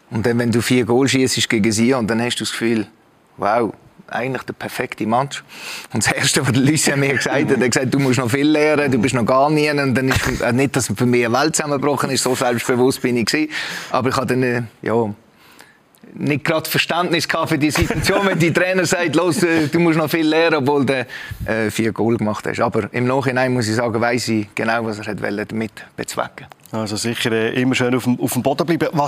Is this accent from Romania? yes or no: no; Romandy, Switzerland; eigentlich bin ich ja aufgewachsen im Welschen, die ersten acht, neun Jahre.